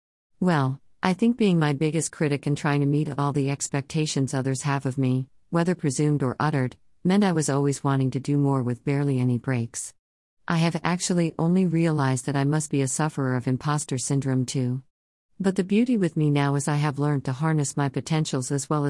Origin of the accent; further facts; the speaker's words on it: Kampala, Central Region, Uganda; I was born and raised in Kampala for the most part, but I moved to different places over the years, mainly for study and work.